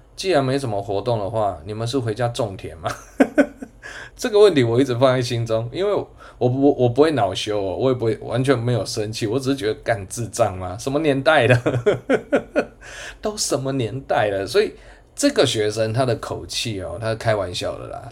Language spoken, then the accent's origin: Chinese; Changhua, Changhua County, Taiwan; moved away as an adult; also born or lived in New Taipei (Banqiao); now in Taichung, Taiwan; 我彰化人。啊，我的学生应该都知道啦，我以我的家乡为荣